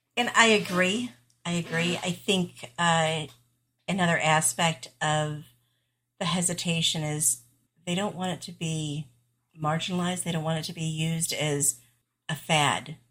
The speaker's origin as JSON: {"language": "English", "region": "central New York", "country": "United States", "tie": "born or raised there", "also_born_or_lived": "southern Indiana", "moved": "yes", "said": "I grew up in central New York"}